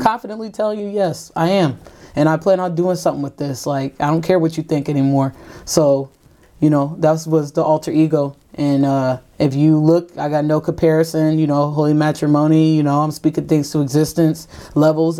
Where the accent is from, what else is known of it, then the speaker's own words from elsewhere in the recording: Ravenna, Ohio, United States; I'm an artist from Ravenna, Ohio